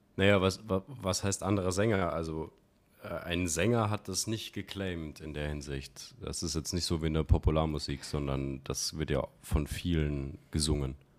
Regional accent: countryside near Regensburg, Bavaria, Germany; moved away as an adult; now in Vienna, Austria; ich bin im Land groß geworden, auch. Äh, und habe so, so acht oder zehn Kilometer gehabt zu der nächsten Großstadt, und zwar Regensburg.

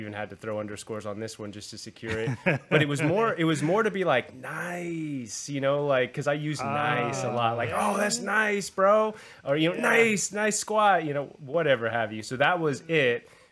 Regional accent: Southern California, United States; growing up in Southern California

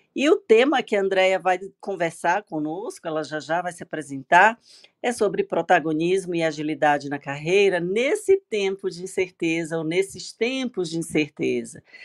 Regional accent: São Luís, Maranhão, Brazil; now in São Paulo, Brazil; Sou maranhense, natural de São Luís do Maranhão, morando em São Paulo há 20 anos.

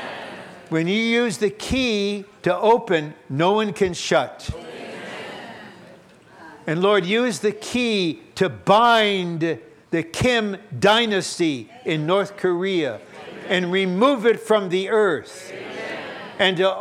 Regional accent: Kazakhstan; moved away; I was born in Kazakhstan, I'm a Russian

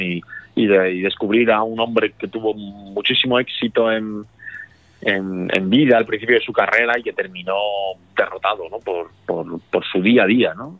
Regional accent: Murcia, Region of Murcia, Spain; soy de Murcia

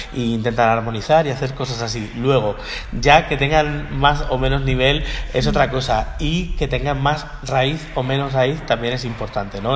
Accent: Miami, Florida, United States; moved away; Yo me crié en Miami, en allí en Florida

